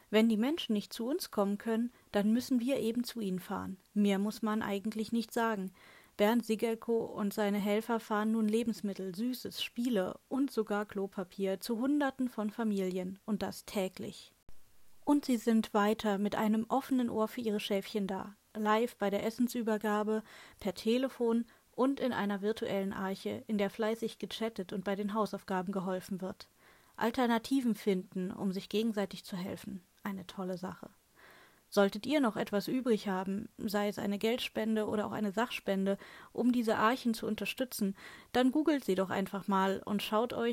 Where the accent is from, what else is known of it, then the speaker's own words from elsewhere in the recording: Berlin, Germany; Als Berlinerin kommt man zum Glück nur schwer um diese tolle Institution herum